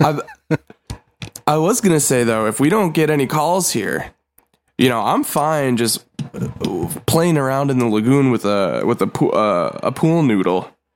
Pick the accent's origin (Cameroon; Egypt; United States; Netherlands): United States; Buffalo, New York; Jim Carrey has been to my hometown